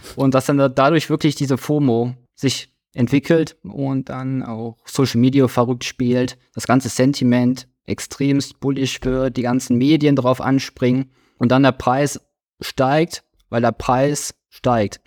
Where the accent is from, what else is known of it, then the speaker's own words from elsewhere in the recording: Krefeld, North Rhine-Westphalia, Germany; 32 Jahre alt, ich komme aus Krefeld, Nähe von Düsseldorf